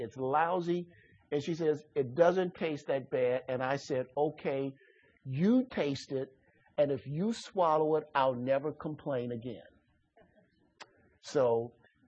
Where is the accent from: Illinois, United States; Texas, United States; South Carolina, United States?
Illinois, United States; Chicago; I grew up in Chicago